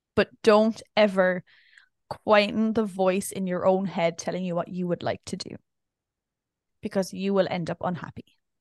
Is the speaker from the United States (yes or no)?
no; Ireland; being Irish